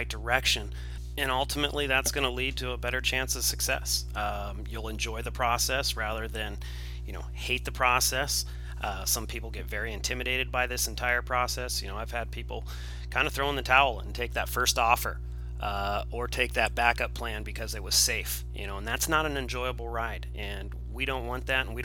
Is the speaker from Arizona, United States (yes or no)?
no; Southern California, United States; I'm from Southern California.